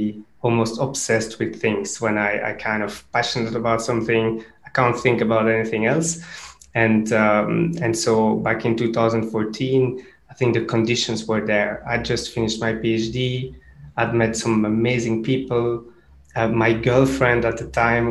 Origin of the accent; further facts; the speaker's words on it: Brussels, Brussels-Capital Region, Belgium; moved away as an adult; also born or lived in Cambridge; I grew up in Brussels, so I'm from Belgium originally.